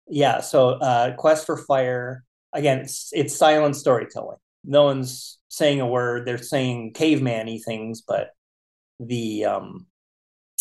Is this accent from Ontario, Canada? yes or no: no; Winnipeg, Manitoba, Canada; growing up in Winnipeg, Canada